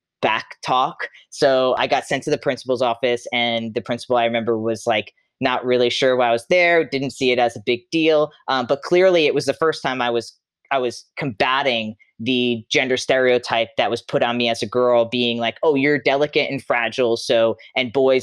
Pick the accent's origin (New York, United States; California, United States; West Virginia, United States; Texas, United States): New York, United States; Long Island; moved away as an adult; I grew up in Long Island, New York, Suffolk County. I lived there till I was 22 years old